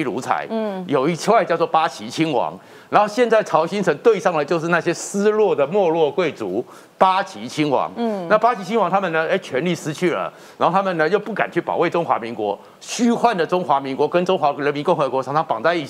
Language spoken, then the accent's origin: Chinese; Taiwan; 因为我从小在眷村长大，嗯，这些贝贝们哦